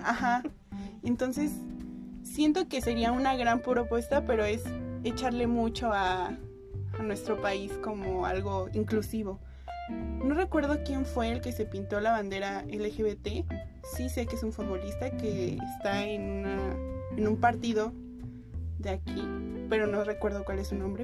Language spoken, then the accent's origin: Spanish; Mexico; nosotros como mexicanos